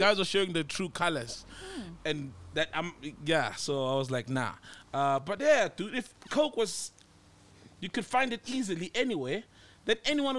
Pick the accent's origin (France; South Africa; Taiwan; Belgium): South Africa; Johannesburg, Gauteng; from Joburg.